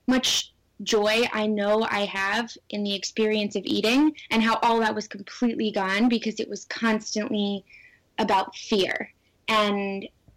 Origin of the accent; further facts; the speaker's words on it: Southern California, United States; growing up in Southern California as a young girl